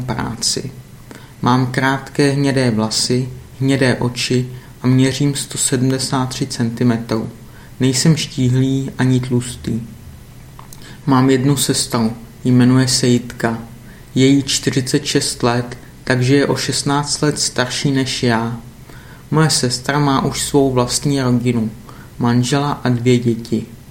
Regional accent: Litvínov, Ústí nad Labem Region, Czechia; also born or lived in Most; now in Prague, Czech Republic; v českém městě Most, které je blízko mého rodného města Litvínov

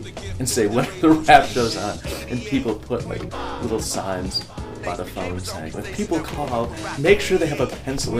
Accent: Milwaukee, Wisconsin, United States; moved away as an adult; also born or lived in Chicago; I was originally from Milwaukee, and then came to Chicago to go to the UC.

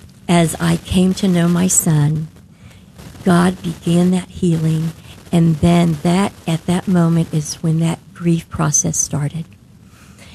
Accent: Denton, Texas, United States; I'm from Denton

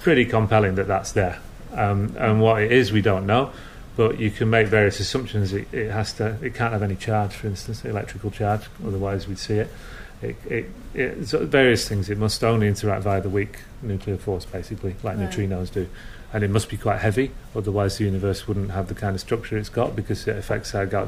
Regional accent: Lancashire, North West England, United Kingdom; I'm from Lancashire

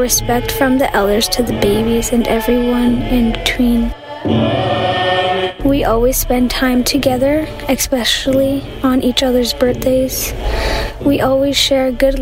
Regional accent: Powell River, British Columbia, Canada; I am from the Tla'amin Nation. My people live in Powell River, BC.

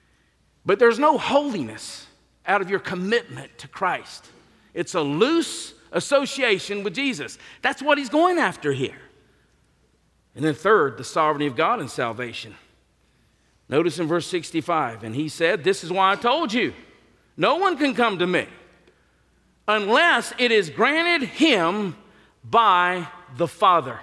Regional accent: the South, United States; I'm from the South

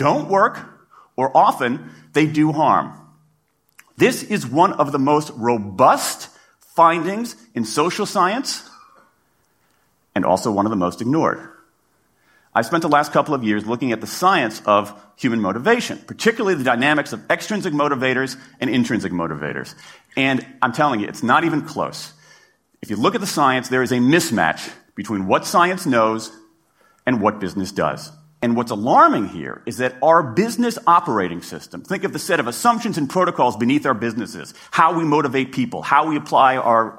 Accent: Washington, District of Columbia, United States; in my hometown of Washington, D.C.

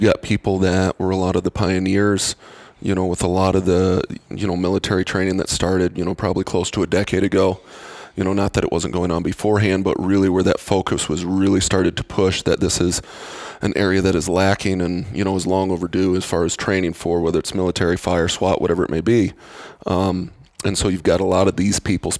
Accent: Spearfish, South Dakota, United States; moved away; also born or lived in Boulder, Colorado / Wyoming / Virginia / Texas; I grew up in Spearfish, which is about 15 minutes down the road from Sturgis.

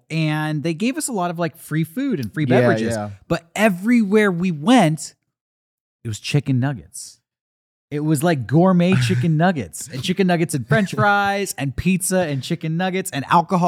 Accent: California, United States; I'm from Southern California.

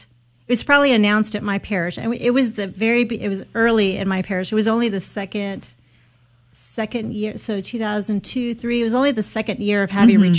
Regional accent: San Antonio, Texas, United States; I'm the executive director for ACTS Missions, Cradle Catholic, born and raised in San Antonio. Only lived in three houses my whole life.

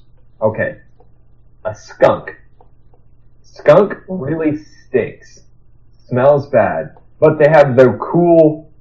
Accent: Nebraska, United States; now in Iowa, United States; we're all from Nebraska, or I live in Iowa now.

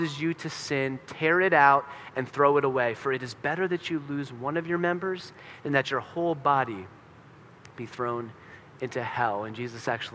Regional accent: Pennsylvania, United States; I'm from Pennsylvania

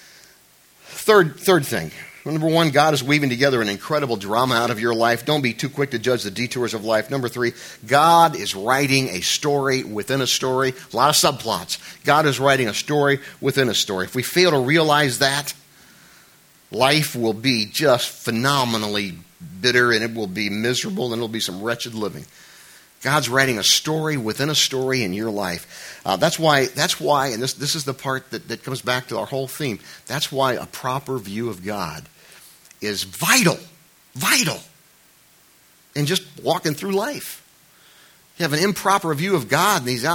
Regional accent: United States; I'm an American

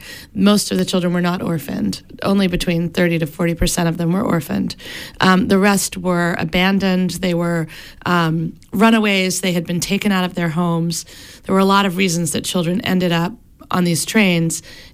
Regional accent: Bangor, Maine, United States; moved away as an adult; I grew up in Bangor

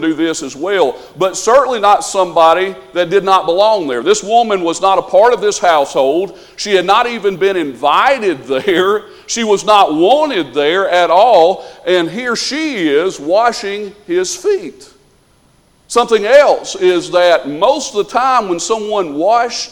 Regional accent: the South, United States; we're from the South, so we would say supper

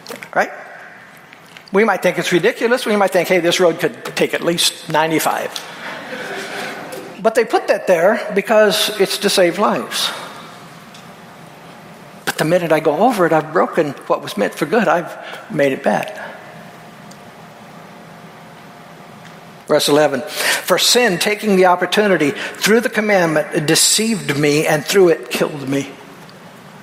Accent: Peoria, Illinois, United States; Where I grew up out in Peoria, we were all poor.

